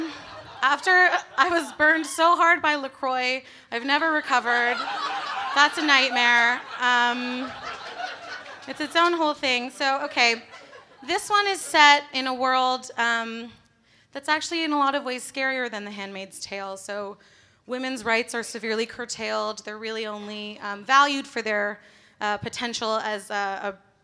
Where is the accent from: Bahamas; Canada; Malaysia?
Canada; I'm from Canada, where Margaret Atwood is from